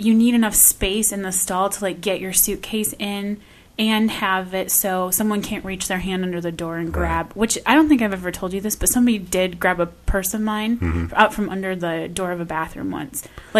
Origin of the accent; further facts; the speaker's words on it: Michigan, United States; I'm from Michigan